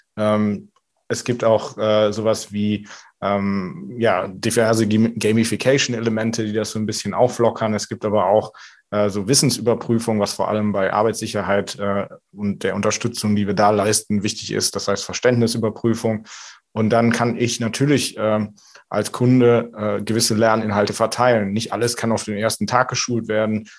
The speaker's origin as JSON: {"language": "German", "town": "Merzenich", "region": "North Rhine-Westphalia", "country": "Germany", "also_born_or_lived": "Düsseldorf", "moved": "yes", "said": "Also ich komme ursprünglich aus Düren, äh, ah. beziehungsweise ah. eigentlich Merzenich, in der Mitte zwischen Köln und Aachen"}